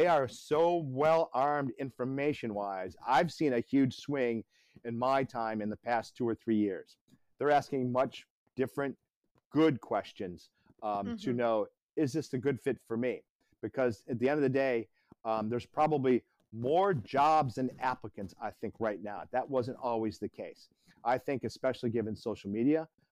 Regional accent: Midwest, United States; also born or lived in Detroit / London / Miami / Atlanta; now in Myrtle Beach, United States; I come from the Midwest

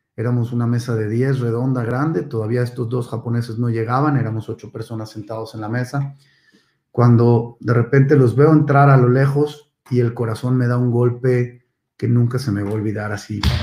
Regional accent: Monterrey, Nuevo León, Mexico; born or raised there; also born or lived in Mexico City

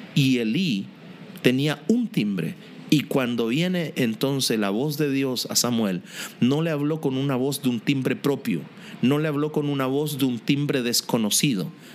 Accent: Linares, Maule, Chile; Yo soy chileno, nací en Linares

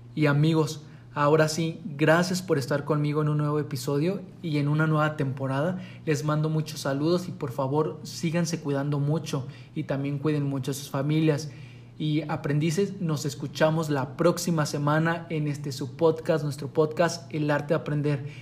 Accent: Mexico; en nuestro país, aquí en México

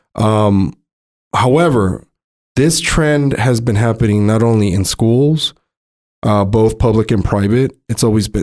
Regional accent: Montebello, California, United States; a regular dude that I grew up with in San Gabriel Valley, Montebello

